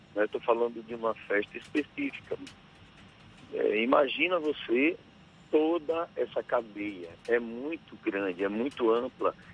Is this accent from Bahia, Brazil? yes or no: yes; Riachão do Jacuípe, Bahia, Brazil; vou estar em Riachão do Jacuípe, na minha cidade